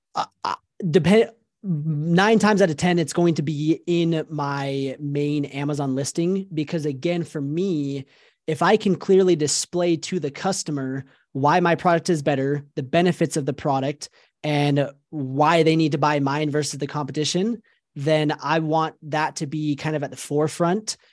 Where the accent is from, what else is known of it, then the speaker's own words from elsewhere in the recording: Salt Lake City, Utah, United States; I grew up in Salt Lake City, Utah. I was born and raised here in Utah, and I've been here basically my entire life